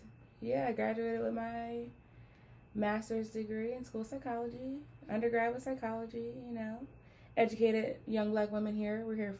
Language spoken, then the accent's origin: English; New Jersey, United States